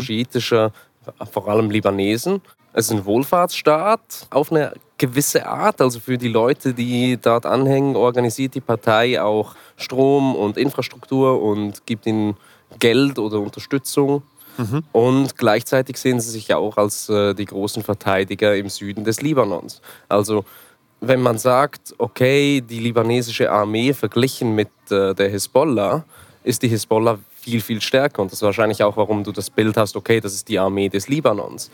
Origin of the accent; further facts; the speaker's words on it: Switzerland; Ich bin äh, Schweizer Journalist und Dokumentarfilmer